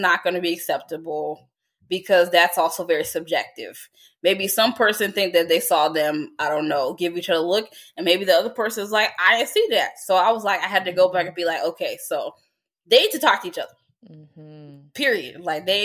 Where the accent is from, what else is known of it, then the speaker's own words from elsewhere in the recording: United States; being an American